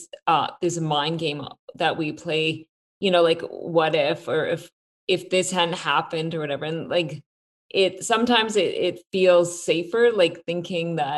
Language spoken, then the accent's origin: English; Canada; we're both Canadian